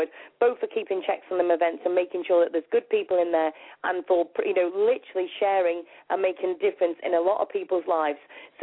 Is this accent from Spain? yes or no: no; England, United Kingdom; I'm English